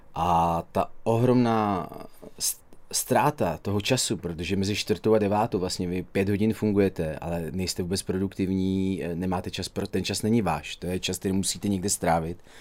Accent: Dubí, Ústí nad Labem Region, Czechia; also born or lived in Duchcov / Teplice / Tisá; Já jsem se narodil a vyrůstal v Dubí, žil jsem eh, v Duchcově, do školy, jak základní, tak střední jsem eh, chodil do Teplic a teď žiju v Tisí

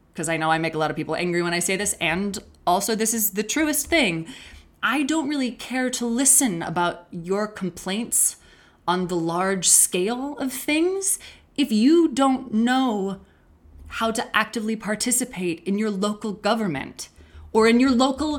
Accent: Lander, Wyoming, United States; I did all the camps as a kid in Lander

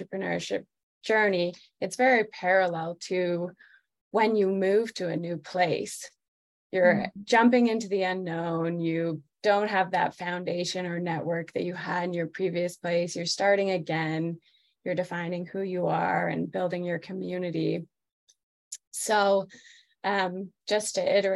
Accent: Toronto, Ontario, Canada; moved away as an adult; also born or lived in New York / San Francisco; now in Colorado, United States; I'm actually from Toronto, Canada, originally, and moved to the United States, oh, like 14 years ago now.

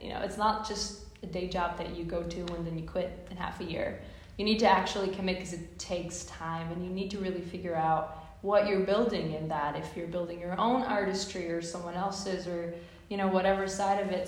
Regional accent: Ostrava, Moravian-Silesian Region, Czechia; first language Czech; English is a second language; moved away as an adult; now in Boston, United States

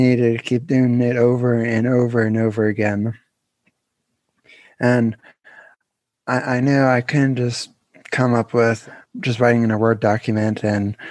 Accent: Pennsylvania, United States; I'm from Pennsylvania. I'm still living there

